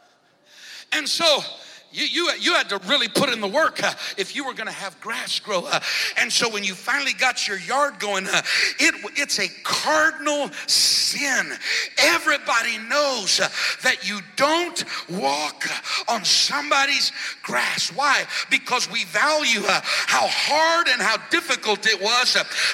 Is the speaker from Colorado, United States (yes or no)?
yes; Colorado, United States; moved away as an adult; now in Florida, United States; When we moved to Florida, a little over 9 years ago, I grew up in Colorado